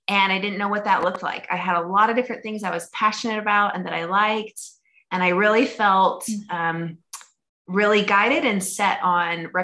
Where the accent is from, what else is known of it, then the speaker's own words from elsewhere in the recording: Idaho, United States; moved away as an adult; now in Orem, United States; So I am originally from Idaho. That's where I was born and raised